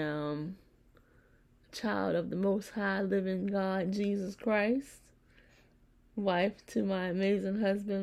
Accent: Virginia, United States; I was just a little country girl, born and raised in Virginia

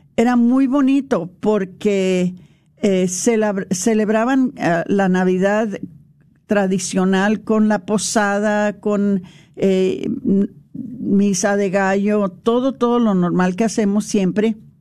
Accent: El Paso, Texas, United States; nosotros nos criamos en, en El Paso.

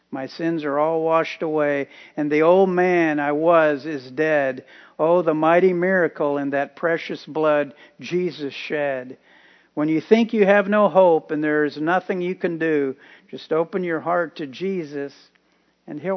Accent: Tampa, Florida, United States; also born or lived in Key West, Florida; I'm 21 years old. I was born in Key West, Florida, and raised in Tampa.

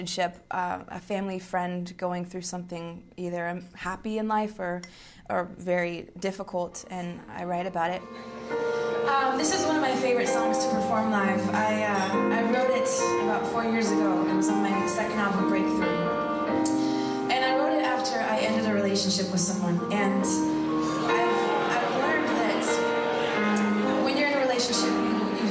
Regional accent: Thousand Oaks, California, United States; also born or lived in Malibu, California; I was born in Malibu, California, and when I was five, my family moved like 20 minutes inland to Thousand Oaks, and that's where I went to elementary school and high school, and basically where I still live today.

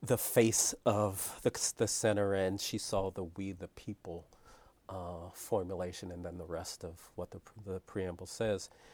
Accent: Philadelphia, Pennsylvania, United States; I grew up in Philadelphia

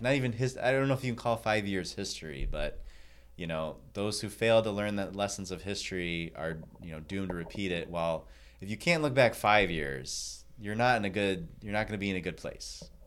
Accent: Michigan, United States; I am from Michigan.

